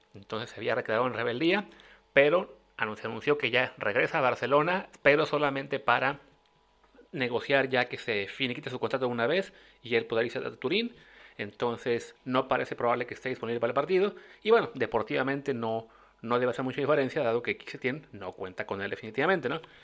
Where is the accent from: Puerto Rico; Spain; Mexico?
Mexico; como mexicanos